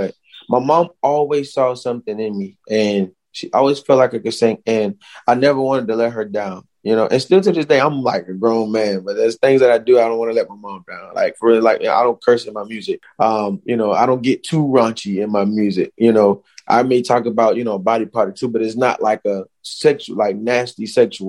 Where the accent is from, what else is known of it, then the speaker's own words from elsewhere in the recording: Hemingway, South Carolina, United States; my school in Hemingway, growing up in Hemingway